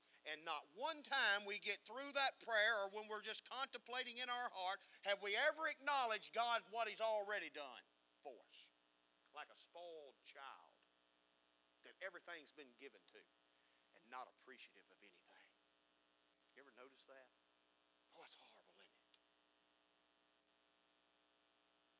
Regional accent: United States; we as American people

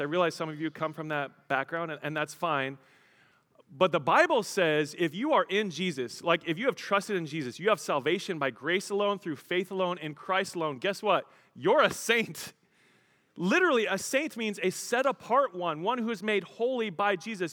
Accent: Colorado, United States; I grew up in Colorado

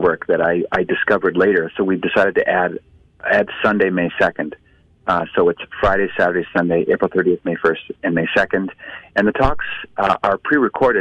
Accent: Halifax, Nova Scotia, Canada; now in United States; I'm from Halifax

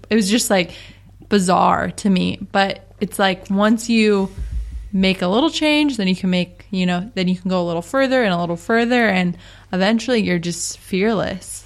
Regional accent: Seattle, Washington, United States; moved away as an adult; now in San Diego, United States; we're from Seattle

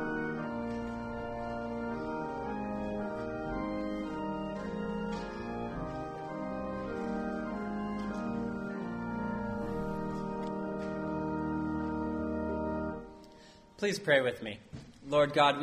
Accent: New Orleans, Louisiana, United States; I was born in New Orleans

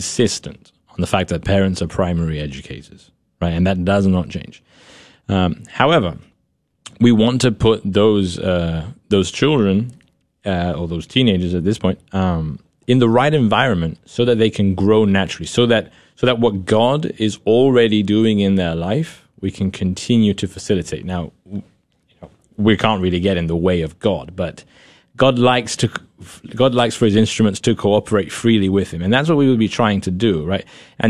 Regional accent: United Kingdom; I enjoy reading and I enjoy literature, and you know, I dabble in poetry, right? as a British person, you know?

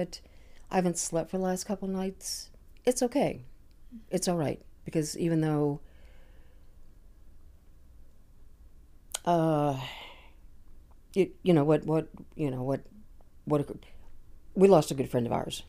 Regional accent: United States; moved away as an adult; also born or lived in London, United Kingdom / New York / Connecticut; now in Los Angeles, United States; I was born in London, raised in New York and Connecticut

